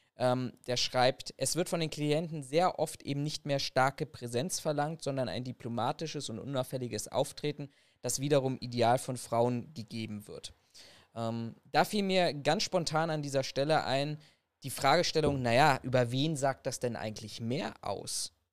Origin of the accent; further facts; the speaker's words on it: Germany; bei uns in Deutschland